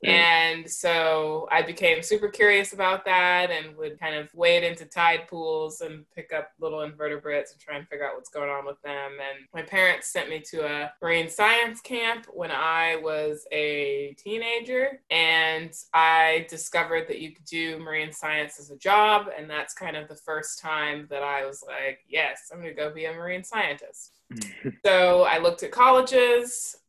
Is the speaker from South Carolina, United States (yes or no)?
yes; Columbia, South Carolina, United States; that's where I went to high school and did the years of my childhood that matter most. And yeah, so I'm from Columbia, South Carolina.